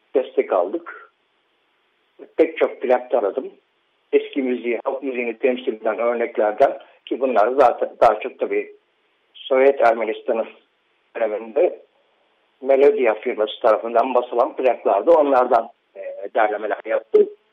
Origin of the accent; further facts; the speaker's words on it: İzmir, Turkey; çocukluğum İzmir'de geçti benim.